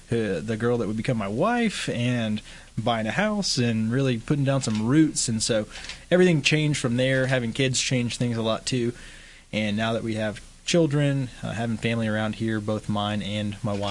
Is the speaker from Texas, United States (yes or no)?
yes; Midland, Texas, United States; I am from Midland, born and raised. grew up here. My family's been in Midland for a really long time.